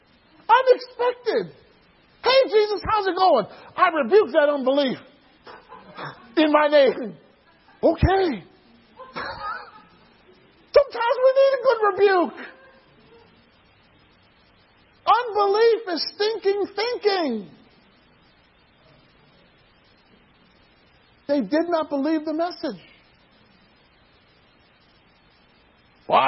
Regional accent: Atlanta, Georgia, United States; my hometown in Atlanta, Georgia

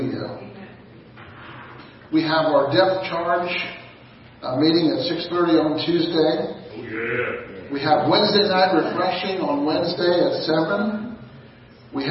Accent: United States; glad that I'm an American.

